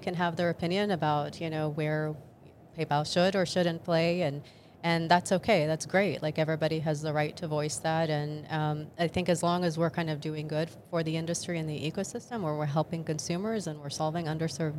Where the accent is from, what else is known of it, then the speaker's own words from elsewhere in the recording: Jordan; moved away; I actually was born and raised in the Middle East, and specifically in Jordan